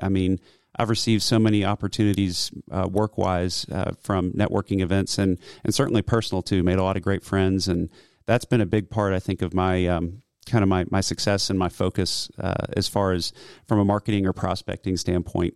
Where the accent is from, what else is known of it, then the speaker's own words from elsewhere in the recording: Roswell, Georgia, United States; also born or lived in Cumming, Georgia; I grew up in Roswell, but I went to elementary school here in Cumming